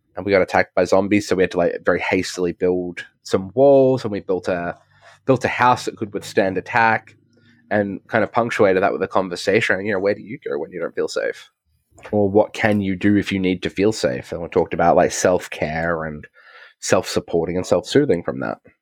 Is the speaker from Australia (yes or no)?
yes; Australia; I'm, I'm an Australian